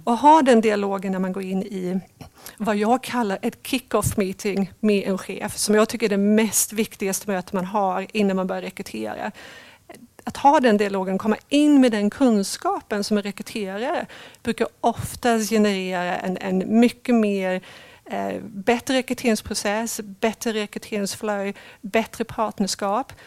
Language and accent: Swedish; Sweden; moved away as an adult; also born or lived in England / London / Cambridge / Netherlands; jag är uppvuxen i Sverige men jag har bott 17 år utomlands och ganska nyligen, sedan två år tillbaka, har jag kommit tillbaka till Sverige